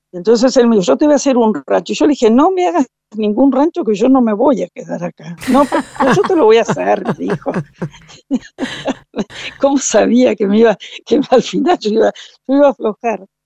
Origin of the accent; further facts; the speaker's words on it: Concordia, Entre Ríos, Argentina; also born or lived in Montevideo, Uruguay; yo nací en Montevideo, soy eh, padre y madre uruguaya, o sea que soy totalmente uruguaya y a los ocho años vine a vivir a Concordia, Entre Ríos, porque mi padre tenía un campo y ahí nos instalamos este, y pasé mi niñez y mi juventud en Concordia, en Entre Ríos.